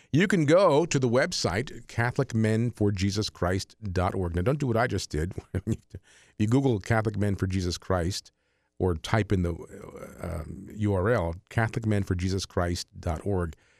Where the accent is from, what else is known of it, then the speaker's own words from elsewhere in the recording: Jersey City, New Jersey, United States; I grew up in Jersey, was born in Jersey City.